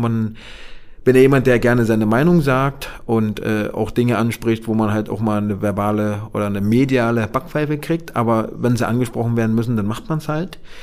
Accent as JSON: {"language": "German", "region": "Berlin", "country": "Germany", "tie": "born or raised there", "said": "ich bin ja in Marzahn-Hellersdorf groß geworden"}